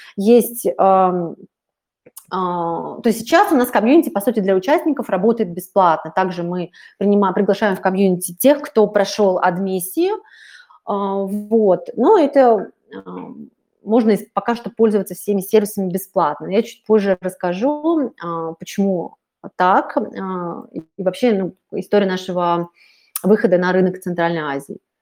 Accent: Russia; я из России, в общем-то, живу в Москве

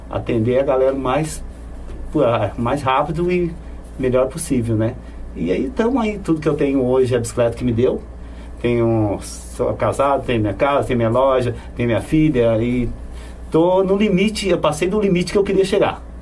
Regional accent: São Paulo, Brazil; Então, eu vim de São Paulo, eu fazia tijolo, trabalhava na olaria com a família inteira, né?

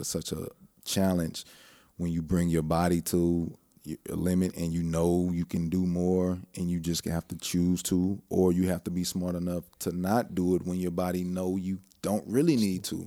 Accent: Houston, Texas, United States; also born or lived in Lake Charles, Louisiana / Tucson, Arizona / Iraq; I grew up in Clear Lake

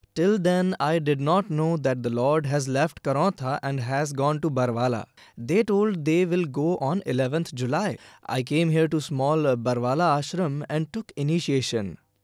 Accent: Kasan village, Gurgaon district, Haryana, India; I have come from Gurgaon district, village Kasan

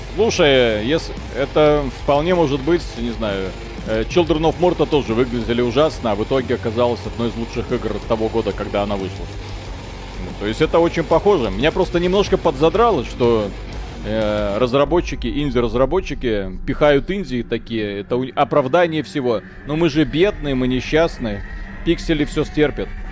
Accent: Belarus; у нас Беларусь страна называется

